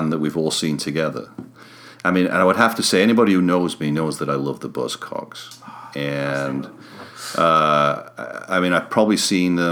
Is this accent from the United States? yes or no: no; Sheffield, Yorkshire and the Humber, United Kingdom; moved away; I'm from Sheffield originally